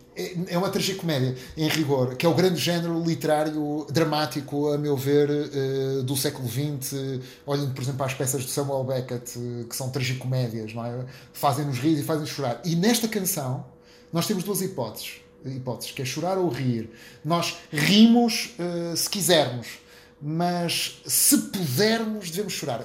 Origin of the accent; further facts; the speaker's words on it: Maia, Norte, Portugal; also born or lived in Porto; nasci no Porto, mas os meus pais, muito cedo, uh, construíram uma casa numa localidadezinha do município da Maia, chamada Águas Santas, e, portanto, eu sou um suburbano